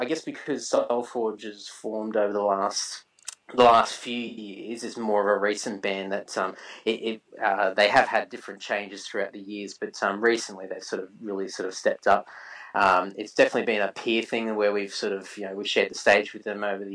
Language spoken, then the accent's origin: English; Brisbane, Queensland, Australia; now in Sydney, Australia; I grew up in Brisbane, and Brisbane was predominantly death and black metal